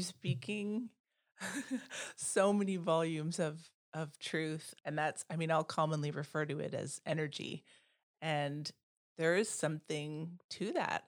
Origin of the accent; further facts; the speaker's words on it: Canada; first language Dutch; English is a second language; also born or lived in Bermuda; now in Oak Park, United States; I was born in Bermuda. My father was black and my mother was white, but they passed away when I was really young. And as a child, I grew up in primarily white spaces in Canada.